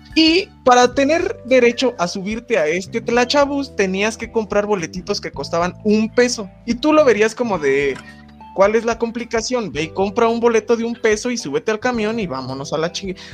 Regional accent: Acámbaro, Guanajuato, Mexico; also born or lived in Toluca; yo también llegué de Acambar, güey, con mis bolsas de pan y así, todo pueblerino

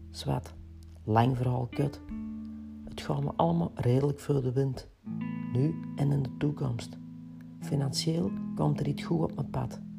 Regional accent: Kempen, Belgium; want bij ons in de Kempen is dat iets anders. Het is een tarottentrekker.

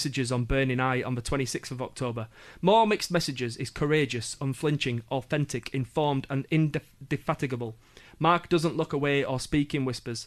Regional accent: Yorkshire and the Humber, United Kingdom; now in London, United Kingdom; I'm from Yorkshire

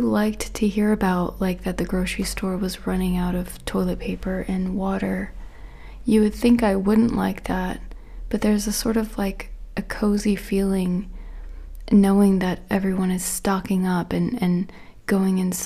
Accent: Florida, United States; I grew up in Florida

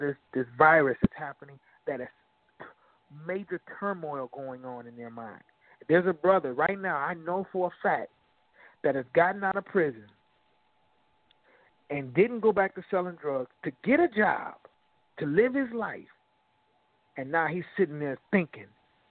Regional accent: Aurora, Illinois, United States; my hometown, Aurora

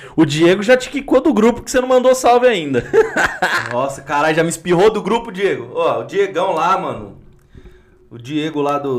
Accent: Bahia, Brazil; eu sou baiano mesmo

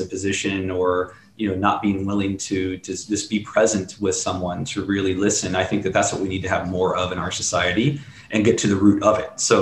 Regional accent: Midwest, United States; I grew up in the Midwest.

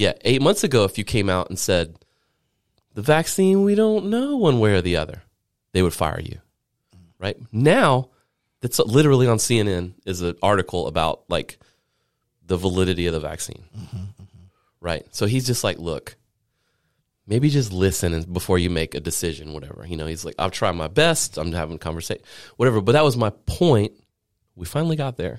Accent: Low Country, South Carolina, United States; I grew up in the Low Country

